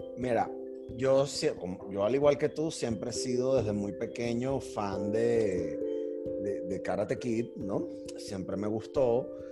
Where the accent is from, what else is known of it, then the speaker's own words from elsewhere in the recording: Venezuela; nosotros como país, como venezolanos, como nación